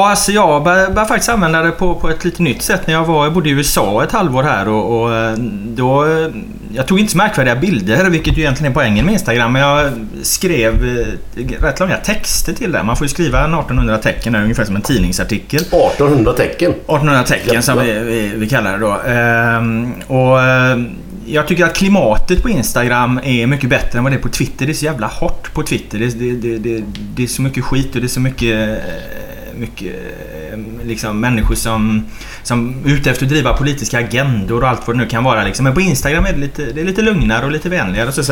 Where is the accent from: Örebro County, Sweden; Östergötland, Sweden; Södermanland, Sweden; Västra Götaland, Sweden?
Västra Götaland, Sweden; Jonsered; så flyttade jag till Jonsered i Partille. Så att jag, är, jag brukar säga att jag är uppvuxen i Jonsered.